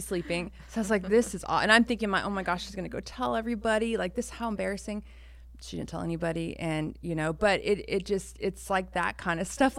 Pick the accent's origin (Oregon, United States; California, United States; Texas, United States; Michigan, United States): California, United States; Roseville; also born or lived in Orange County, California / Citrus Heights, California; I was three when they split up, and then we moved to Roseville